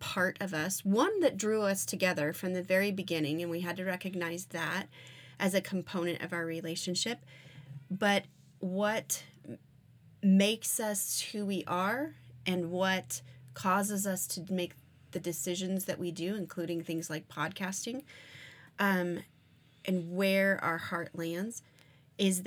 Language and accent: English; Arizona, United States; I grew up in Arizona where we had multiple Indian reservations around the area.